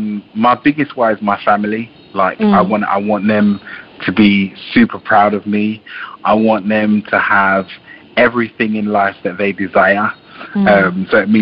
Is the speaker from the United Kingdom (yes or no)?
yes; London, United Kingdom; also born or lived in Jamaica; I was born in Jamaica. I grew up in a part of London which not many good things come out of.